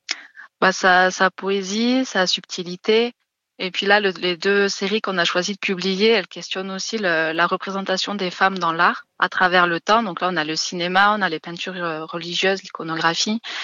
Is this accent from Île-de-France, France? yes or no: no; Lozère, Occitania, France; moved away; je suis originaire de Lozère